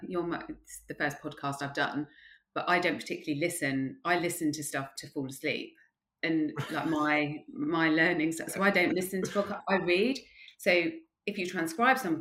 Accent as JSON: {"language": "English", "town": "Croydon", "region": "London", "country": "United Kingdom", "tie": "born or raised there", "also_born_or_lived": "Ascot / Bracknell / Loughborough", "said": "I grew up in Croydon"}